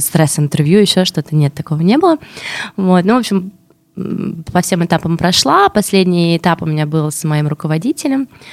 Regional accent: Russia; я из России

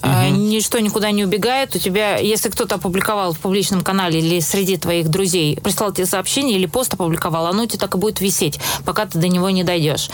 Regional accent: Moscow, Russia; я росла в Москве в, в семье режиссеров

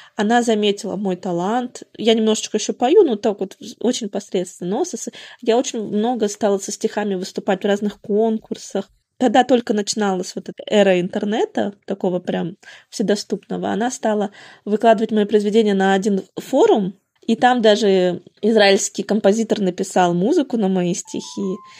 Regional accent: Murmansk, Murmansk Oblast, Russia; now in Mikhaylov, Russia; Родом я вообще из Заполярного Мурманска. Потом шесть лет жила в Орловской

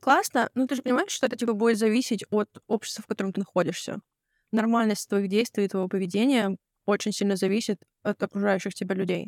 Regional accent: near Novosibirsk, Novosibirsk Oblast, Russia; я родилась э, в под Новосибирском

